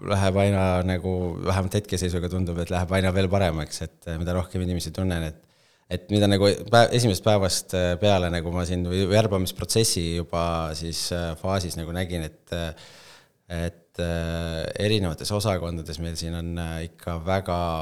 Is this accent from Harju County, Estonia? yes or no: yes; Tallinn, Harju County, Estonia; kust ma tulen, Tallinna poiss Äh, koolis käinud Tallinnas Õismäel